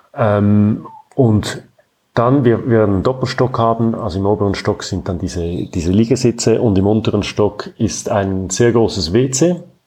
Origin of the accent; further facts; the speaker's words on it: Zurich, Switzerland; Ich bin in Zürich geboren und aufgewachsen und lebe weiterhin hier